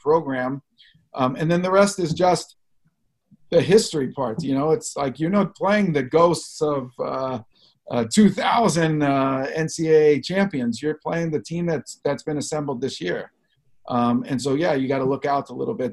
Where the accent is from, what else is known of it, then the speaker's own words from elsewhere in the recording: Los Angeles, California, United States; I grew up in Los Angeles